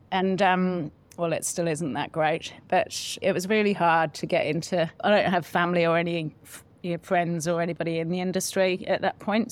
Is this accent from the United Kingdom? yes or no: yes; Solihull, West Midlands, United Kingdom; now in New Zealand; In a place called Solihull, just in the West Midlands